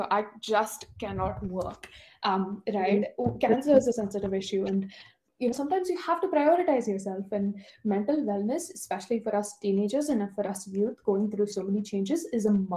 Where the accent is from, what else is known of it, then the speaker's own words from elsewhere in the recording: India; now in United States; I'm an immigrant from India and a deep connection to my home country